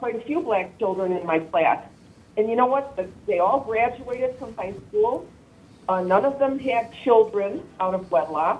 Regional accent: Chicago, Illinois, United States; moved away as an adult; now in Crown Point, United States; I grew up and lived in Chicago for my first 50 years of my life

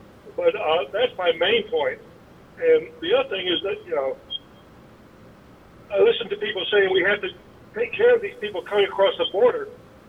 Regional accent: Venezuela; I grew up in Venezuela during the 60s and 70s when it was a nice country.

